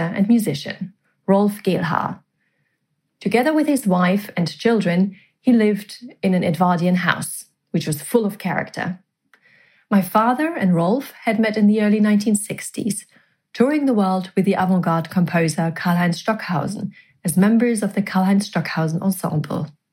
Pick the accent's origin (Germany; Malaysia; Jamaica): Germany; near Bochum, North Rhine-Westphalia; now in London, United Kingdom; not too far away from my hometown